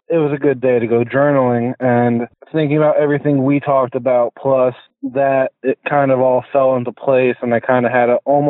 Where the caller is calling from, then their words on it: New Jersey, United States; New Jersey.